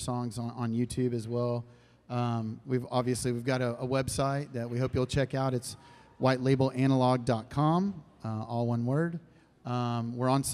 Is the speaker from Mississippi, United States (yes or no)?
no; Austin, Texas, United States; So I wasn't born in Austin, but mm-hmm. I moved here when I was like 5